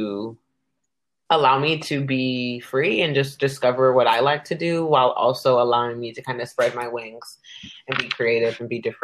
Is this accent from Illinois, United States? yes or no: no; Carson, California, United States; now in Sacramento, United States; I'm from Carson, California. And I'm 26, but right now I'm living in beautiful Sacramento, California.